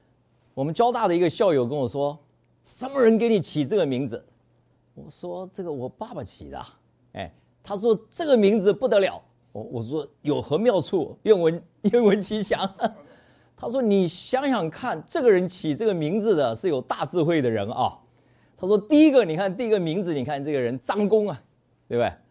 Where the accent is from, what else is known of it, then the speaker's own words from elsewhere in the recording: Taichung, Taiwan; born there; 我是出生在呃台中啊，台中市啊，所以呢，我这个名字啊，人家问说你你这个名字是什么意思啊？啊，我说这个…啊，是因为我就出生在台中嘛